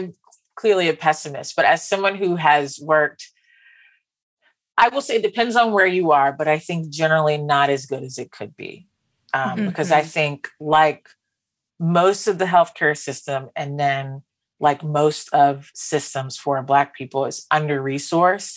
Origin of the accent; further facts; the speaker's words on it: West Palm Beach, Florida, United States; I'm from West Palm Beach, Florida